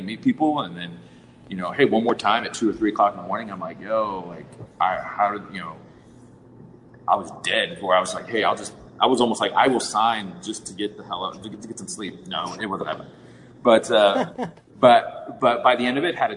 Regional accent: St. Petersburg, Florida, United States; moved away as an adult; also born or lived in New York / Maryland / Austin, Texas; being raised in Florida

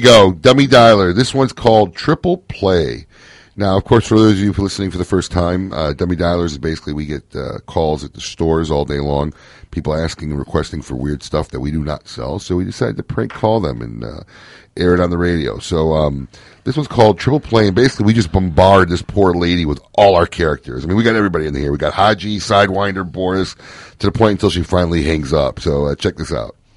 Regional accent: Midwest, United States; moved away; I grew up in the Midwest

